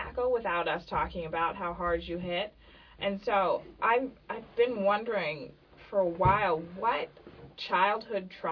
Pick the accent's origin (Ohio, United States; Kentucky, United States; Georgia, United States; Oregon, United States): Georgia, United States; moved away as an adult; I'm from Georgia